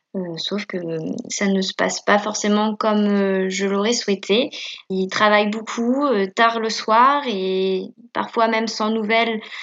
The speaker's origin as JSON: {"language": "French", "town": "Caen", "region": "Normandy", "country": "France", "tie": "born or raised there", "said": "je suis née à Caen, j'ai grandi à Caen"}